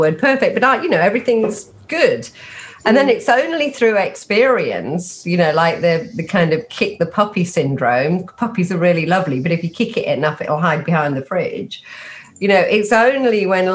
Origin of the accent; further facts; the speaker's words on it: Nottingham, East Midlands, United Kingdom; moved away as an adult; also born or lived in London; I grew up in Nottingham